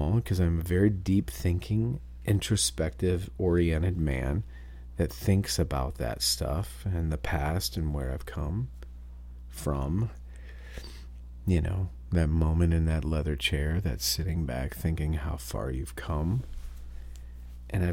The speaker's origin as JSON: {"language": "English", "town": "New Bremen", "region": "Ohio", "country": "United States", "tie": "born or raised there", "said": "I grew up in New Bremen, Ohio, where Crown Forklifts was invented"}